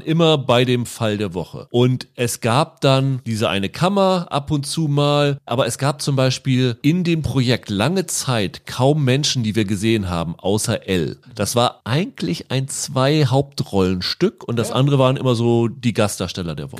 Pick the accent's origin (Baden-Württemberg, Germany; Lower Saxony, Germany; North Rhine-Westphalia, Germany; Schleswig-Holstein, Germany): Lower Saxony, Germany; Ich bin ja in Niedersachsen aufgewachsen